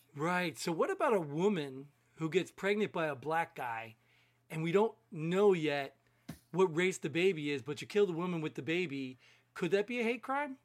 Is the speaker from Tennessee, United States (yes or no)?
no; New Jersey, United States; I grew up in Jersey